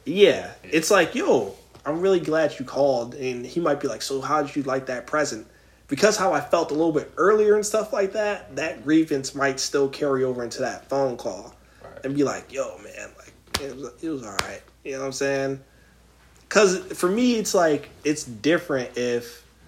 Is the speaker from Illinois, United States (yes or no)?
no; Philadelphia, Pennsylvania, United States; I'm from Philly